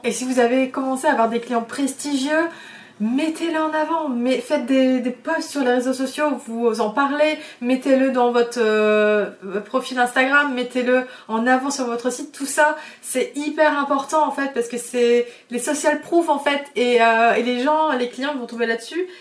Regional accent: France; je viens de l'île de Léon. Je viens d'un milieu très simple. Euh, mes parents sont ostriculteurs

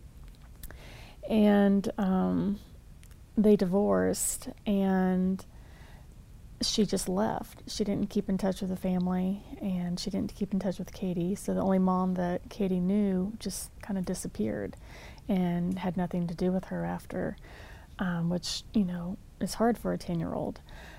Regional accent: San Antonio, Texas, United States; now in Prattville, United States; I'm from San Antonio, though. It's where I've called home for forever. My father was in the Army, so you always had to pick a place where you called home

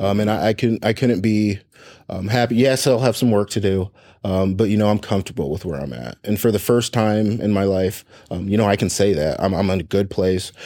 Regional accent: Fort Wayne, Indiana, United States; I was, I was born in Indianapolis, um, adopted to a family in Fort Wayne, Indiana

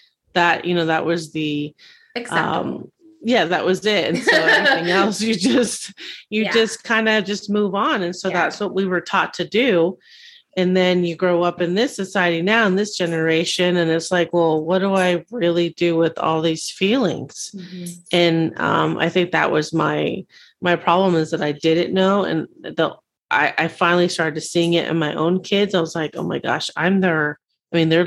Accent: Simi Valley, California, United States; I grew up in Simi Valley, California. It's in Southern California

